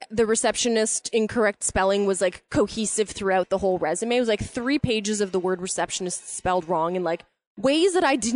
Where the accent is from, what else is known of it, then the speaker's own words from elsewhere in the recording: Canada; we're Canadian, right?